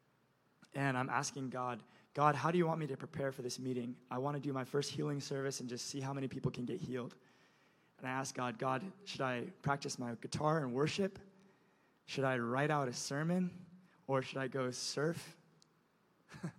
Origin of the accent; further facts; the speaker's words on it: Indonesia; moved away; I'm from Indonesia, by the way, you guys. I grew up on an island culture where you honor the older person